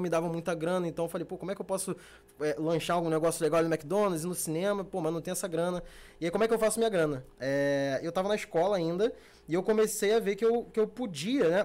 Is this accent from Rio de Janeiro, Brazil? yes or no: yes; Rio de Janeiro, Brazil; also born or lived in Barra da Tijuca, Rio de Janeiro; eu sou da Zona Norte, Meia, Caxambi, aquela área ali. Hoje em dia eu tô morando aqui na Barra, mas sou criado é, na Zona Norte.